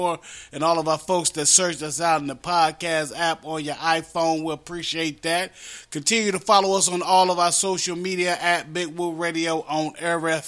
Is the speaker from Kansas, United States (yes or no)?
no; West Virginia, United States; accent: West Virginia; my West Virginia accent